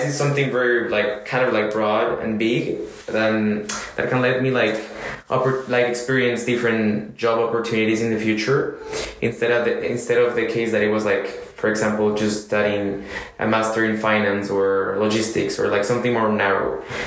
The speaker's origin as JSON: {"language": "English", "country": "Colombia", "also_born_or_lived": "United States / China / Argentina", "first_language": "Spanish", "second_language": "English", "moved": "as an adult", "lives_now": "France", "said": "I come from Colombia"}